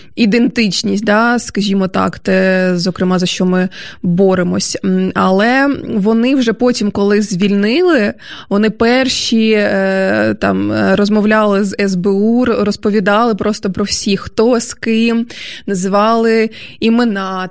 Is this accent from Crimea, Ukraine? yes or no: no; Dnipro, Dnipropetrovsk Oblast, Ukraine; Я ж теж е, зі сходу, насправді я ж е, з Дніпра.